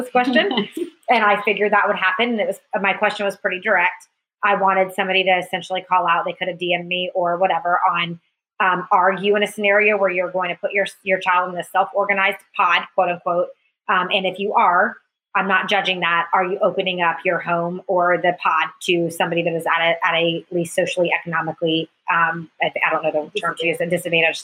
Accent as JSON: {"language": "English", "town": "Alpharetta", "region": "Georgia", "country": "United States", "tie": "born or raised there", "said": "where I was raised in Alpharetta"}